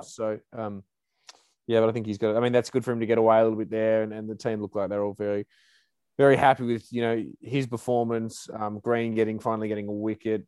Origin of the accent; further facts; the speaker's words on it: Australia; as Australian fans